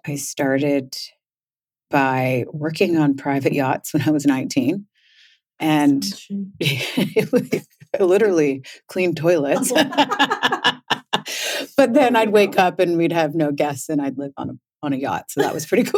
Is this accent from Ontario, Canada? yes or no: no; Victoria, British Columbia, Canada; moved away as an adult; also born or lived in Orange County, California; I grew up in Victoria, but I lived in Orange County in California for almost 10 years, I'd say. And I came back here for a brief visit and never left